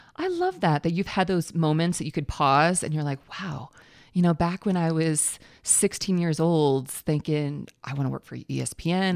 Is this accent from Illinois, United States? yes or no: yes; Illinois, United States; now in Colorado, United States; I'm from Illinois originally.